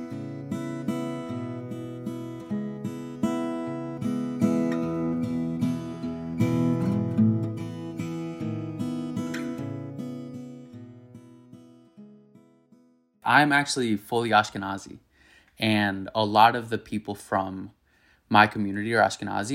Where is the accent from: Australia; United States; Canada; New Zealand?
United States; Miami, Florida; moved away as an adult; also born or lived in New York; the community that I'm from is like the Latino Jewish community of Miami